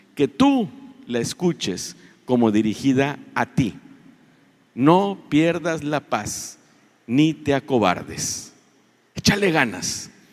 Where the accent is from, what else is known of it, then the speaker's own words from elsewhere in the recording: Reynosa, Tamaulipas, Mexico; No somos el pueblo mexicano, no somos en Tamaulipas, no somos en Reynosa un pueblo de paz